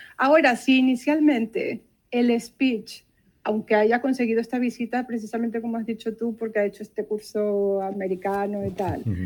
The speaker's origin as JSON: {"language": "Spanish", "country": "Venezuela", "moved": "as an adult", "lives_now": "Barcelona, Spain", "said": "en Venezuela, que es de donde yo soy"}